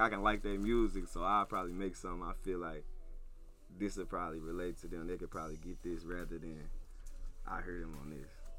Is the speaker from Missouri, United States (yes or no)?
yes; St. Louis, Missouri, United States; every time I say I'm from St. Louis